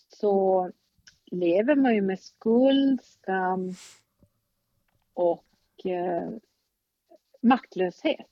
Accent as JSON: {"language": "Swedish", "town": "Luleå", "region": "Norrbotten County", "country": "Sweden", "tie": "born or raised there", "also_born_or_lived": "Stockholm", "said": "jag är uppvuxen här, men jag är inte född här"}